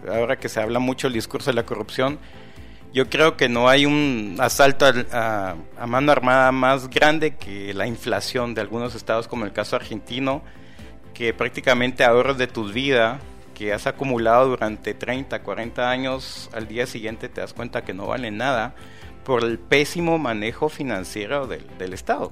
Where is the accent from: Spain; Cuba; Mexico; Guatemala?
Guatemala; con nuestra autoestima como guatemalteco